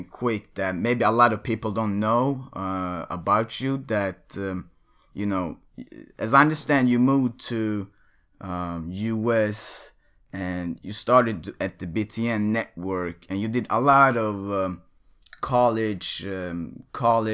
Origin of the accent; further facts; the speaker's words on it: Sweden; now in United States; growing up in Sweden